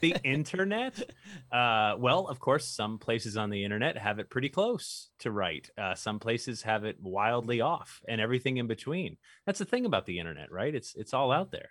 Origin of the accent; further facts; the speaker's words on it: Newtown, Connecticut, United States; I grew up in Newtown, Connecticut